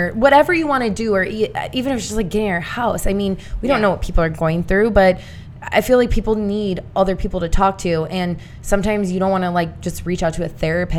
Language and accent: English; Indiana, United States; Long story short, I'm a girl from Indiana.